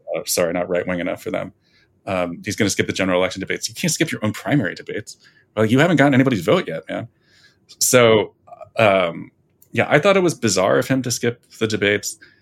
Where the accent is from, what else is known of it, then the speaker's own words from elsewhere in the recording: New Jersey, United States; moved away; I'm from New Jersey